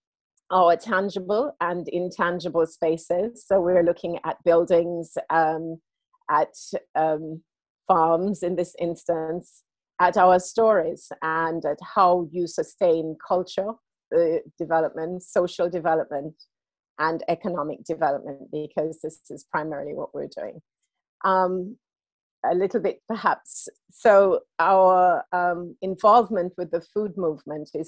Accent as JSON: {"language": "English", "country": "United Kingdom", "tie": "born or raised there", "also_born_or_lived": "Jamaica", "said": "I grew up here and I was born in Jamaica, and I returned home for a period of time"}